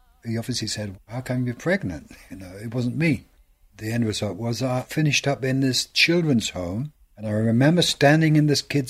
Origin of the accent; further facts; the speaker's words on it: Norwich, East of England, United Kingdom; I was born in Norwich in England, grew up there, in the wartime